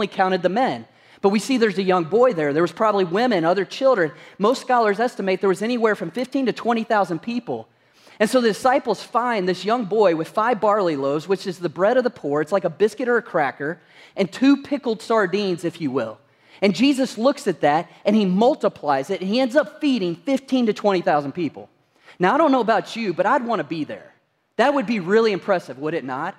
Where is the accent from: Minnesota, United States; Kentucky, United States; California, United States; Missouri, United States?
Kentucky, United States; moved away; I'm originally from Kentucky